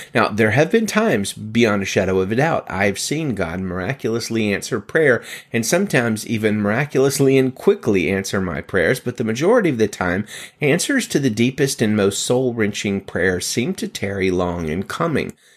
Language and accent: English; Pittsburgh, Pennsylvania, United States; my hometown, Pittsburgh, Pennsylvania